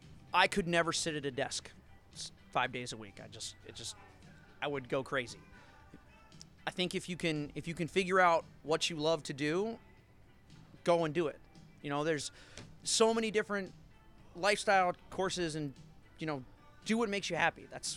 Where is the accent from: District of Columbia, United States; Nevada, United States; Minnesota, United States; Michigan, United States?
District of Columbia, United States; Washington; For me, it was a big change, lifestyle change moving down here. I came from Washington, D.C., so kind of getting into the Southern living, Southern lifestyle